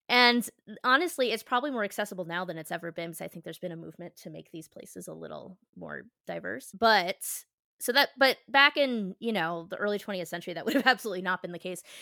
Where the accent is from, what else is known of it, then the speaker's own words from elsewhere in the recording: Philadelphia, Pennsylvania, United States; as a Philadelphian